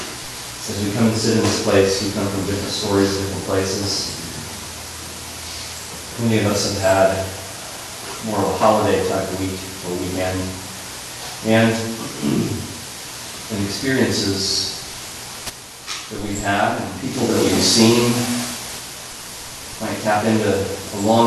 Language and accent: English; California, United States; growing up in California